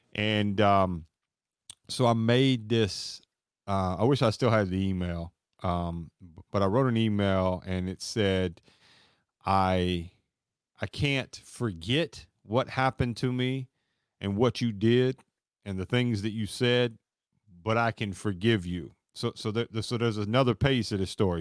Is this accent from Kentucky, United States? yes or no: yes; Kentucky, United States; I'm born and raised in Kentucky